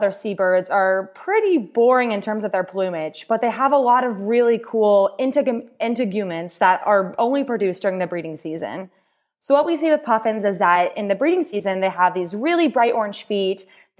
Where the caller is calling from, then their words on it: St. John's, Newfoundland and Labrador, Canada; I'm joining from St. John's, Newfoundland